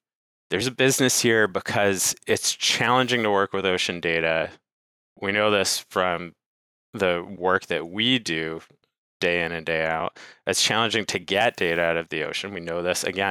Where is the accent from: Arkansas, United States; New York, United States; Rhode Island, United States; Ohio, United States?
Rhode Island, United States; moved away as an adult; also born or lived in Santa Cruz, California; I grew up in Rhode Island and, you know, played on the water and surfed, but, you know, moved out west to Santa Cruz to do a PhD in ocean sciences back in 2006